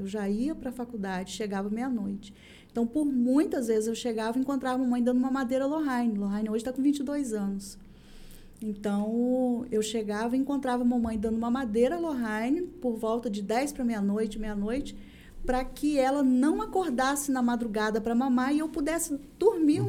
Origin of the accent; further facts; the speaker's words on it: São Francisco, Brazil; eu sou nascida e criada em São Francisco